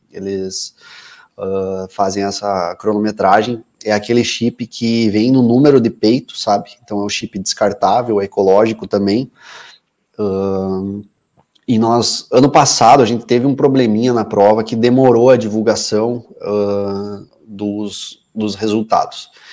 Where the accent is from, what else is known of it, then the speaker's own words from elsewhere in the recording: Passo Fundo, Rio Grande do Sul, Brazil; eu nasci e moro até hoje em Passo Fundo. Eu tenho orgulho de ser passundense